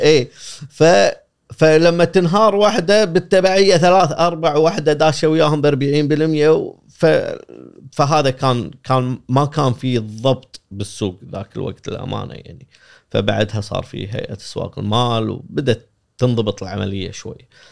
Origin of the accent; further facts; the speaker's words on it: Kuwait; احنا بالكويت